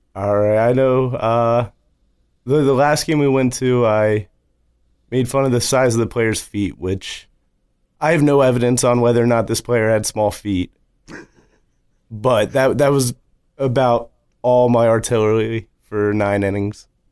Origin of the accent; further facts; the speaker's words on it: Louisville, Kentucky, United States; now in Lancaster, United States; Originally, I am from Louisville, Kentucky, but I moved up here about twelve, thirteen years ago